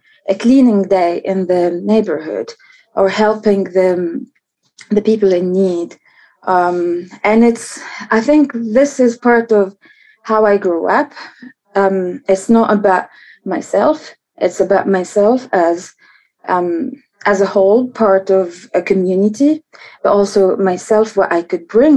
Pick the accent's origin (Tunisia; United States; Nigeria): Tunisia; Tunis, Tunis Governorate; So I'm from Tunis, and I grew up in Tunis, the capital